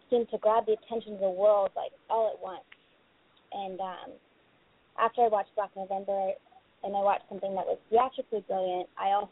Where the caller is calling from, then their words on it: Los Angeles, California, United States; I'm um, I'm calling from Los Angeles.